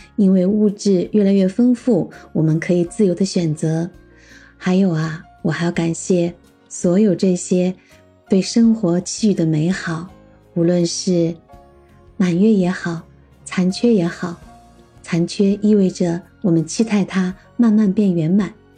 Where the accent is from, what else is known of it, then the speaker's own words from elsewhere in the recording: Xinjiang, China; 我曾经一起从小生活在新疆的我的发小